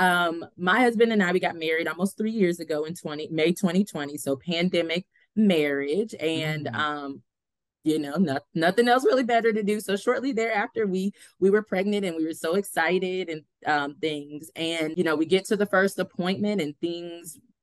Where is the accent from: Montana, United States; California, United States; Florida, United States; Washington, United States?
Florida, United States; Largo; also born or lived in Pittsburgh, Pennsylvania; now in Tallahassee, United States; I grew up actually in Largo, Florida